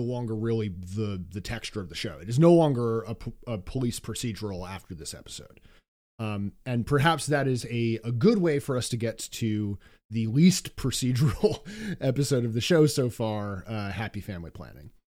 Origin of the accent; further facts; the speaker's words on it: New York City, New York, United States; being a New Yorker